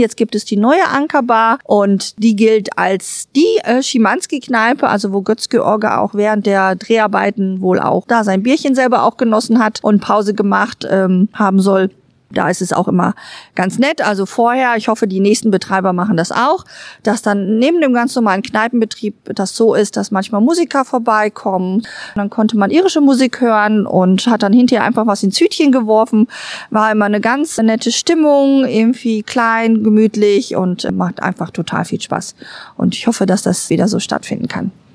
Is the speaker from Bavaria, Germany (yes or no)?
no; Duisburg, North Rhine-Westphalia, Germany; bei uns in Ruhrort